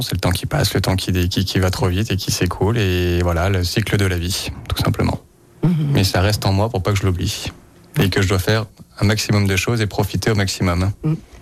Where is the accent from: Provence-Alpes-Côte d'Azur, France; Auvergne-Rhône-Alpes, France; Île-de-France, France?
Auvergne-Rhône-Alpes, France; Lyon; Je suis lyonnaise